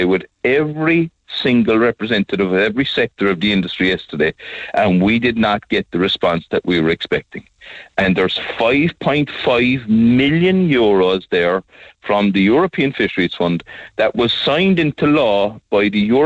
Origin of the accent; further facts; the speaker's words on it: Skibbereen, Munster, Ireland; I come from Skibbereen, and all my life I'm working with my hands